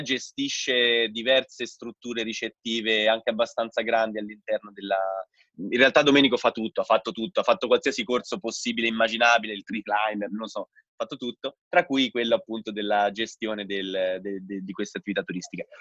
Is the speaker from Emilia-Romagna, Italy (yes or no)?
no; Rome, Lazio, Italy; also born or lived in Bolzano; sono di Roma io